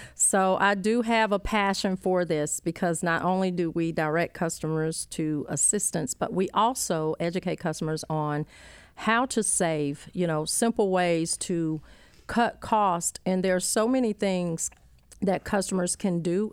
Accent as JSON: {"language": "English", "town": "Rock Hill", "region": "South Carolina", "country": "United States", "tie": "born or raised there", "said": "born and raised in Rock Hill"}